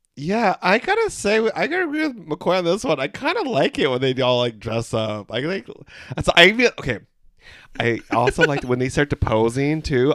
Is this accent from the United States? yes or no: no; Philippines; We're three Filipino gay guys